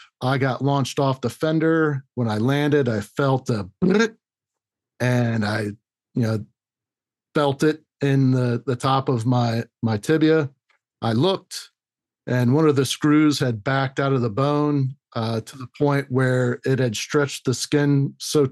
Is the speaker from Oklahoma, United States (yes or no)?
no; Orlando, Florida, United States; I was born and raised in Orlando